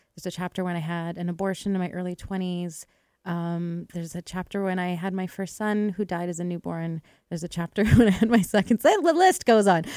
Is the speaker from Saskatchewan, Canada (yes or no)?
no; Edmonton, Alberta, Canada; I grew up in Edmonton